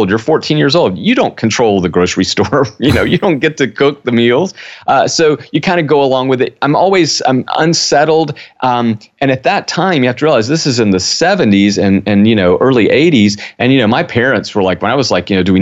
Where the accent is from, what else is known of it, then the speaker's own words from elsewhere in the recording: South Georgia, United States; I grew up in South Georgia